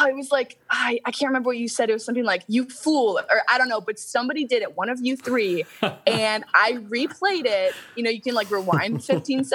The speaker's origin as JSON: {"language": "English", "region": "Virginia", "country": "United States", "said": "I'm from Virginia"}